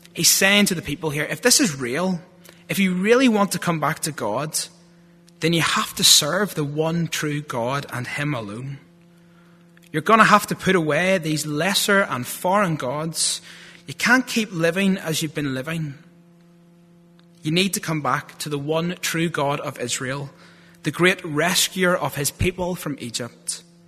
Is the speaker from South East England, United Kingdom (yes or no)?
no; Lurgan, Northern Ireland, United Kingdom; accent: thick Lurgan; my thick Lurgan accent